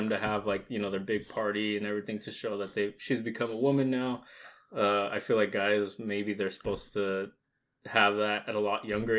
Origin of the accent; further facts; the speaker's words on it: Eastern Oregon, United States; first language Spanish; English is a second language; moved away as an adult; I grew up in Eastern Oregon. I was born there. Never moved in my life until came over here to college.